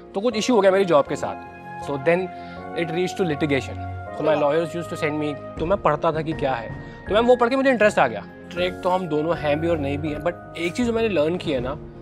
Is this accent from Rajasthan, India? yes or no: no; Kanpur, Uttar Pradesh, India; मैं कानपुर में पला बढ़ा हूँ